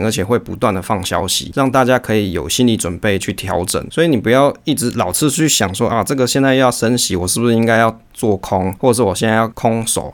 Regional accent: Taiwan; 我们台湾人工程师晚上都要上班上到很晚呢

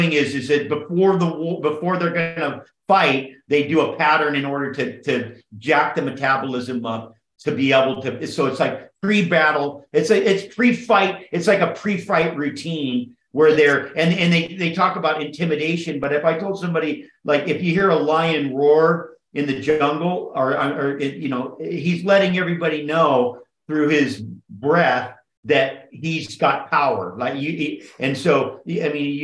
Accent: Kauai, Hawaii, United States; also born or lived in Oahu / Big Island / Maui / California; I grew up on Kauai. I lived on all the islands

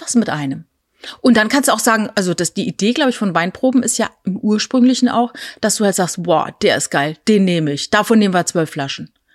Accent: Rhineland-Palatinate, Germany; ich bin in der Südpfalz groß geworden und dort wird halt überall Wein angebaut

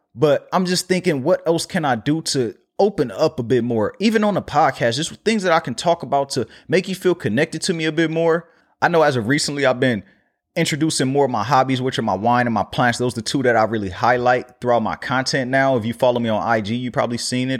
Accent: Los Angeles, California, United States; my hometown

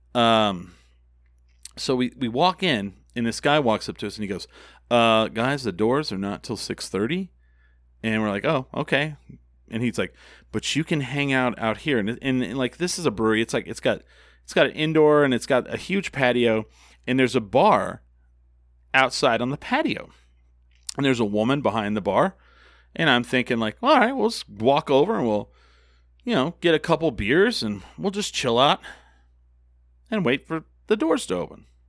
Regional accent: Albuquerque, New Mexico, United States; that's how Albuquerque is. It just is. We're very cheap

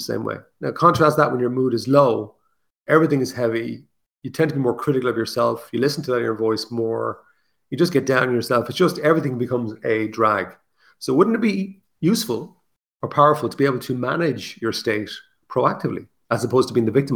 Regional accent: Ireland; I'm Irish

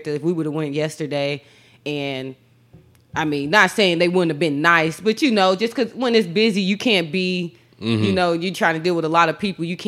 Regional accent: Texas, United States

